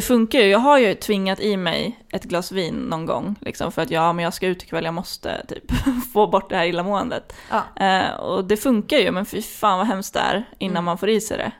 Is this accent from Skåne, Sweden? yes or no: no; Flen, Södermanland, Sweden; jag kommer ju från Flen